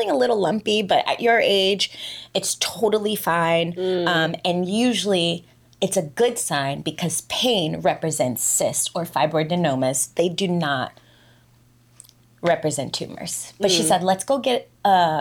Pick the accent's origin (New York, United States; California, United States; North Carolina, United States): New York, United States; moved away as an adult; also born or lived in Dubai, United Arab Emirates; I live here, I'm an expat, I'm from New York